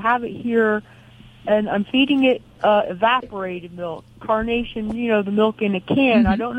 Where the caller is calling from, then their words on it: Reading, Pennsylvania, United States; Reading, Pennsylvania, Reading, PA.